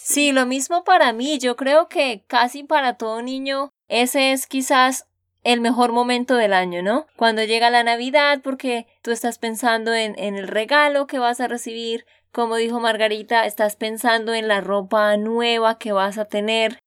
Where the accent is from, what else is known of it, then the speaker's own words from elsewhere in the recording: Santander, Colombia; de Santander, Colombia